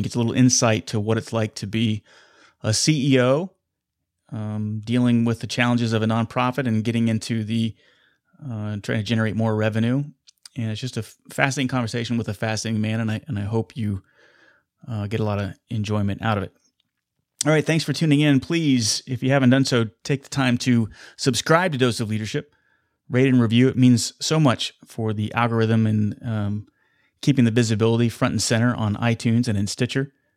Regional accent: Wichita, Kansas, United States; here in my hometown of Wichita, Kansas

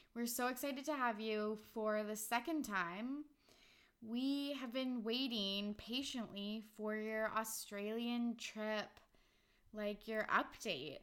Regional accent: Vancouver, British Columbia, Canada; where are you from? I'm like, oh, Vancouver.

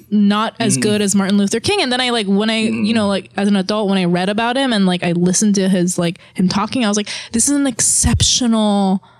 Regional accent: South Korea; I'm from Korea, and, like, Korean people most of them have, like, never, ever seen a black person in real life.

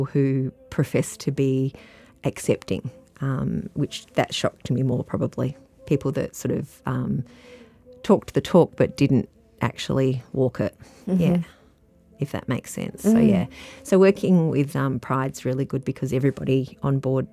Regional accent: Adelaide, South Australia, Australia; moved away as an adult; also born or lived in Melbourne, Australia; now in Latrobe Valley, Australia; I grew up in Adelaide

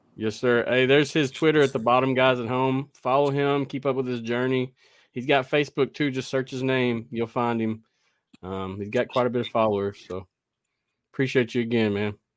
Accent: the South, United States; I'm from the South, so it's hard for me to talk correctly sometimes myself.

